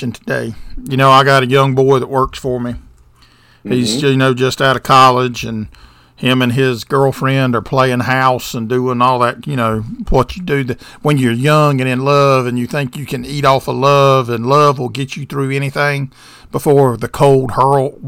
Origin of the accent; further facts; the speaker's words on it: the South, United States; I'm from the South, and this Yankee dust is foreign.